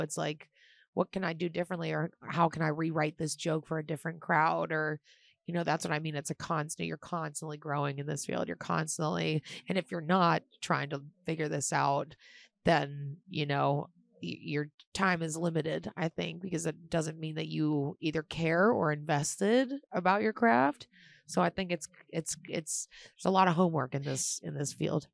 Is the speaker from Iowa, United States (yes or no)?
no; Pittsburgh, Pennsylvania, United States; I am from Pittsburgh, Pennsylvania, and I, um, I do stand-up comedy in Pittsburgh